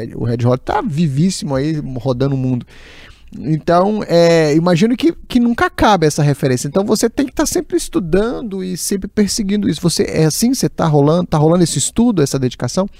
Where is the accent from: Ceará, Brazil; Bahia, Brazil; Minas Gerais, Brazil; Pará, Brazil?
Minas Gerais, Brazil; São José do Jacuri; moved away; Eu costumo dizer que eu sou lá de São José do Jacuri